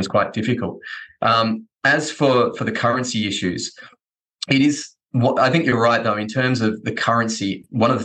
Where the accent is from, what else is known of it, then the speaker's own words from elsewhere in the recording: Australia; I'm Australian.